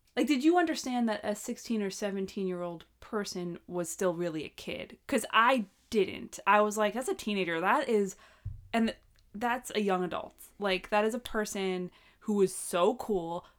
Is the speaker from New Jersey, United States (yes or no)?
no; Long Island, New York, United States; growing up on Long Island